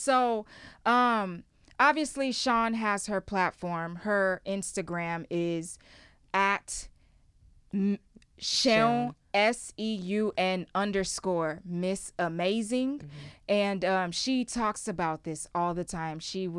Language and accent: English; Houston, Texas, United States; You know, I'm from Houston.